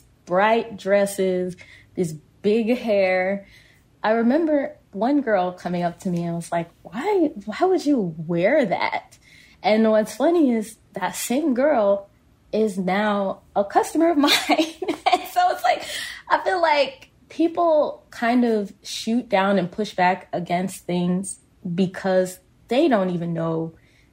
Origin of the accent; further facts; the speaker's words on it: Kansas, United States; we're both from Kansas.